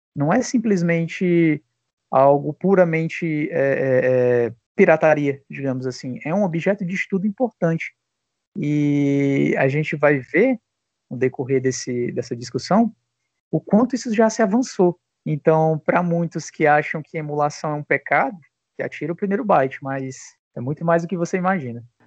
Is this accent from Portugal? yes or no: no; Fortaleza, Ceará, Brazil; sou aqui de Fortaleza, aqui no Ceará.